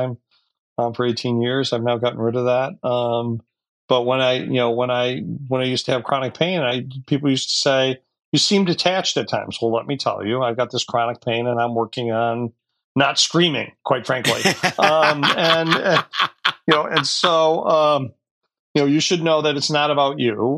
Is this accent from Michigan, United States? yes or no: yes; Detroit, Michigan, United States; I was born and raised in Detroit